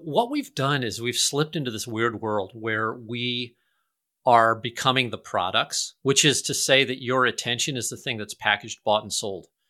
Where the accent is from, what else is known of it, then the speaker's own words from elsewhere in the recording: St. Louis, Missouri, United States; I'm from Saint Louis